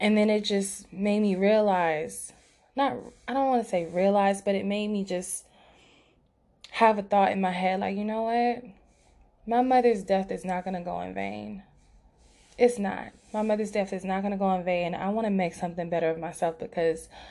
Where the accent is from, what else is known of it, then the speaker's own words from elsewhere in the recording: Los Angeles, California, United States; my hometown, Los Angeles